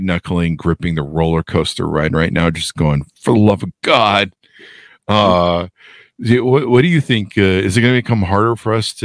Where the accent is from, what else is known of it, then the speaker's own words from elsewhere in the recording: United States; I see myself as an American